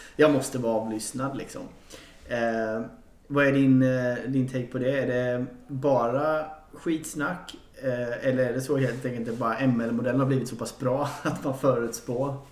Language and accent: Swedish; Jönköping, Jönköping County, Sweden; moved away; jag är inte från Stockholm heller. Men, men, eh, så den här tiden bodde jag i min hemstad Jönköping.